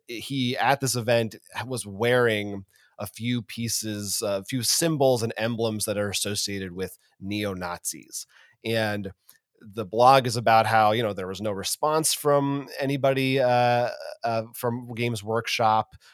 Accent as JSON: {"language": "English", "country": "United States", "said": "as an American"}